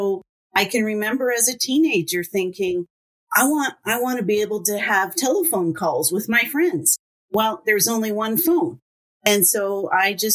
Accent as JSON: {"language": "English", "town": "Windsor", "region": "Ontario", "country": "Canada", "tie": "born or raised there", "moved": "yes", "lives_now": "Alberta, Canada", "said": "I grew up in Windsor, Ontario, and a very big, busy family"}